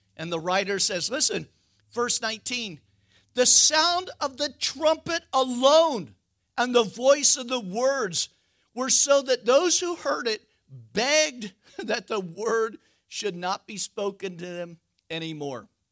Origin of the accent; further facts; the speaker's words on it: West Coast, United States; I'm from the West Coast.